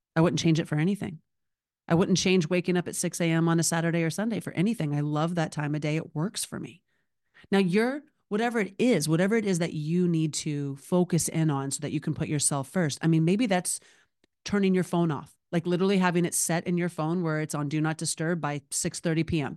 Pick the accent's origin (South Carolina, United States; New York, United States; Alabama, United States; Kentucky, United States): Alabama, United States; moved away as an adult; now in Los Angeles, United States; Born and raised in Alabama, currently living in Los Angeles. It's only been twenty-two years